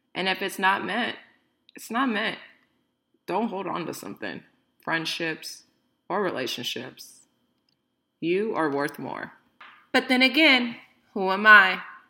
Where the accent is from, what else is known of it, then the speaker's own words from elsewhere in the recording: Bay Area, California, United States; I am 31 from the Bay Area